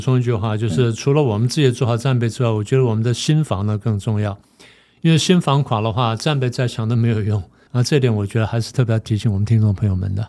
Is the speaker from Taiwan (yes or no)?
yes; Taiwan; 我们作为台湾人